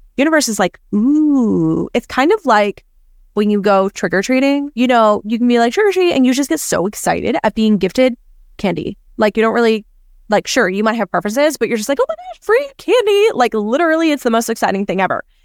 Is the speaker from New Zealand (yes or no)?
no; Canada; now in United States; me being Canadian